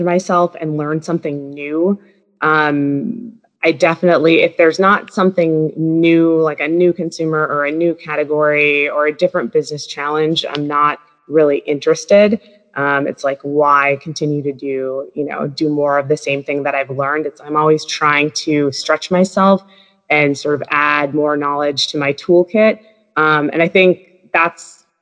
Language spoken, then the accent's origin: English; Minnesota, United States; moved away as an adult; also born or lived in Wisconsin / Washington, D.C.; I grew up in Minnesota